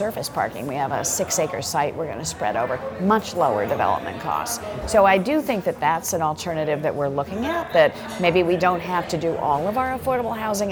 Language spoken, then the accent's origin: English; San Francisco, California, United States; now in Washington, D.C., United States; I was raised actually in San Francisco